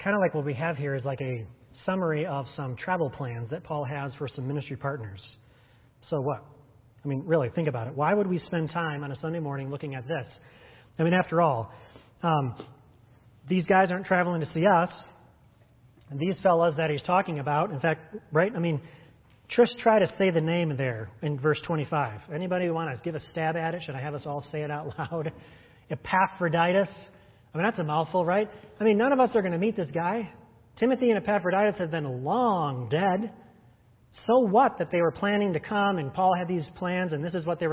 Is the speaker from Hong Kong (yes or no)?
no; United States; us as American Christians